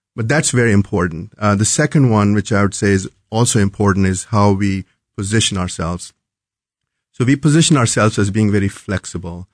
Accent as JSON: {"language": "English", "town": "New Delhi", "region": "Delhi", "country": "India", "tie": "born or raised there", "also_born_or_lived": "North Carolina / Chicago", "moved": "as an adult", "lives_now": "Kansas City, United States", "said": "Was born and brought up in New Delhi and, uh, came here as a student many, many years ago."}